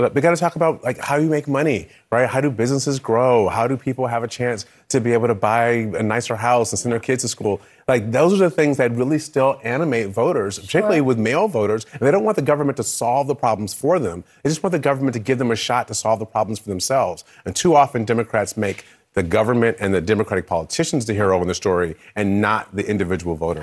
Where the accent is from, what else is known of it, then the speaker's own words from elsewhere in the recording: Michigan, United States; I'm from Michigan